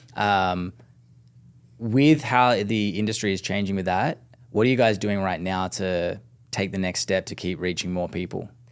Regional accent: Australia; being Aussie

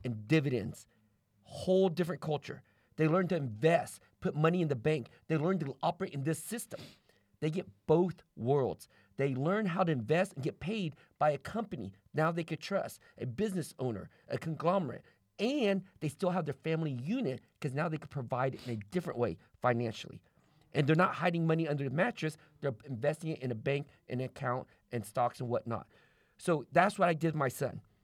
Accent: United States; also born or lived in Vietnam; I came to America with a stepfather, grew up German Catholic

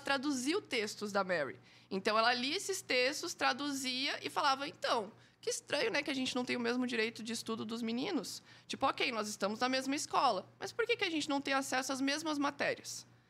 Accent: Joinville, Santa Catarina, Brazil; Eu sou de Joinville

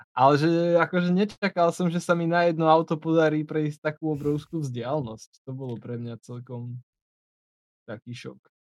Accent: Slovakia; skade som, a že zo Slovenska

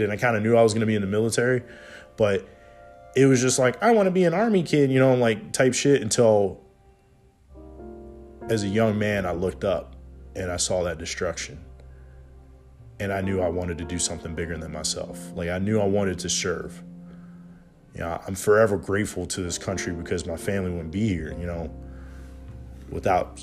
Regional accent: Hampton Roads area, Southern Virginia, United States; I'm from Southern Virginia, Hampton Roads area, 757

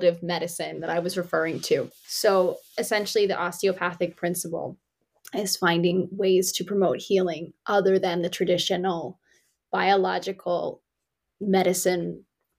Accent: Commack, New York, United States; also born or lived in South Carolina; I'm from Comac

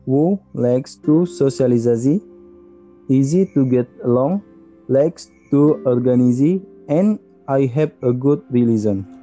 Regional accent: Riau Islands, Indonesia; English is a second language; I am 30 years old. I am from the Riau Island province and I am graduate of Ahmad Dahlan University Management.

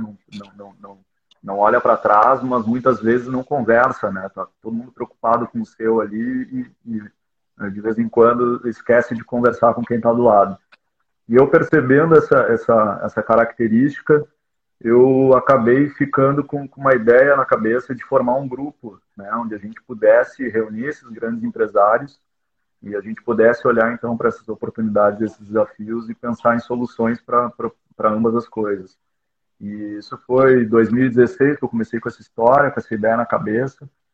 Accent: Porto Alegre, Rio Grande do Sul, Brazil; eu sou originalmente de Porto Alegre, né? Tô, tô sediado aqui

